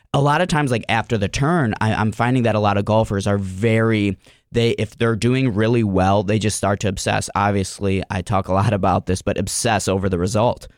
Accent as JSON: {"language": "English", "town": "Cleveland", "region": "Ohio", "country": "United States", "tie": "born or raised there", "said": "I'm from Cleveland, Ohio, uh, born and raised on the east side of Cleveland"}